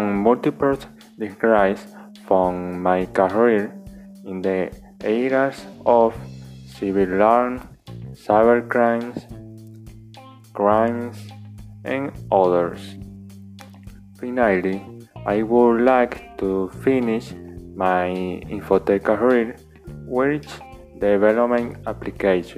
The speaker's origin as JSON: {"language": "English", "town": "Santo Domingo Este", "region": "Distrito Nacional", "country": "Dominican Republic", "tie": "born or raised there", "said": "I was born on January 5th of the year 2000 in the Santo Domingo Este, Dominican Republic"}